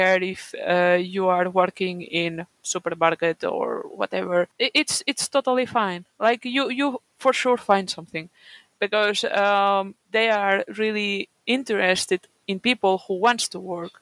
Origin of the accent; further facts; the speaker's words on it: Catalonia, Spain; first language Catalan; English is a second language; now in Kuopio, Finland; I come from my region. It's Catalonia, which is a region in Spain